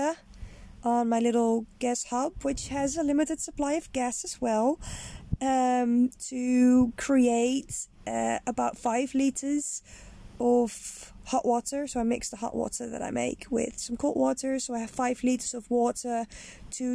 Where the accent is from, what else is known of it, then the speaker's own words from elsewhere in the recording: Netherlands; moved away; I am Dutch. I'm originally from the Netherlands